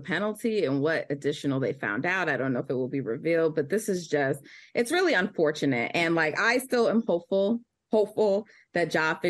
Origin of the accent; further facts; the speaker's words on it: Jamaica; I just want to remind people I'm Jamaican